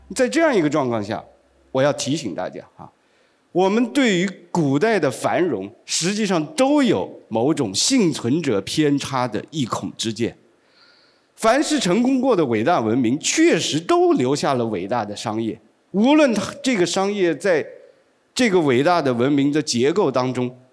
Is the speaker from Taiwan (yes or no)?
no; China; 我们中国人最爱讲的好日子，那就是贞观之治，那就是开元盛世